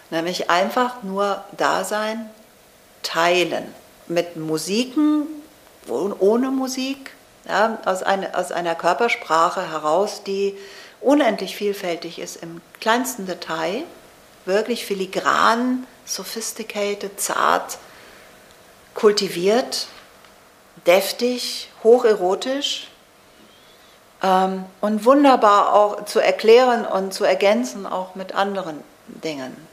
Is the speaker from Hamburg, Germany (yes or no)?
yes; Hamburg, Germany; aber ich bin Ostfriesin. Ich bin in Hamburg aufgewachsen.